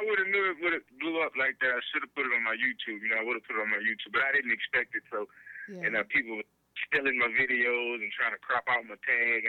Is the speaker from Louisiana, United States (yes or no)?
yes; Alexandria, Louisiana, United States; I'm from Alexandria, Louisiana, right in the center.